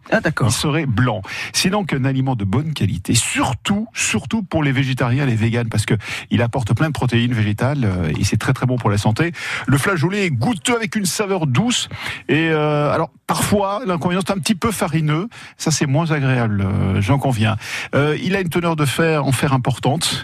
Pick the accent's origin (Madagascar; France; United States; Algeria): France; Je suis français, très français.